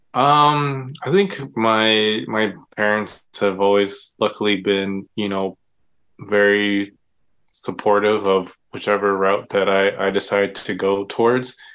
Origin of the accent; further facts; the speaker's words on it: Irvine, California, United States; also born or lived in Davis, California / Los Angeles, California; I grew up in Orange County in uh, Irvine. We, uh, we call it the bubble, I guess. Um, yeah, I grew up in Irvine